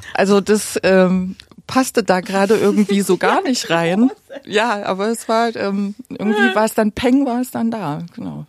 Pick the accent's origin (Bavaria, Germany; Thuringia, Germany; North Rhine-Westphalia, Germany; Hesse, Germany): Thuringia, Germany; Gera; moved away as an adult; now in Berlin, Germany; ich bin in Gera geboren